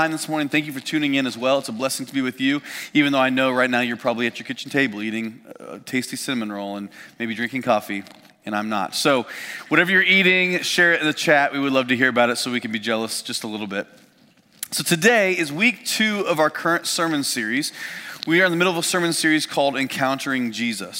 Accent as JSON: {"language": "English", "region": "Indiana", "country": "United States", "tie": "born or raised there", "said": "I grew up in Indiana"}